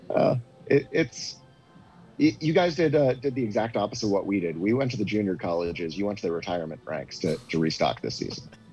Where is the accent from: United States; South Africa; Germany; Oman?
United States; New England; now in Omaha, United States; I grew up in New England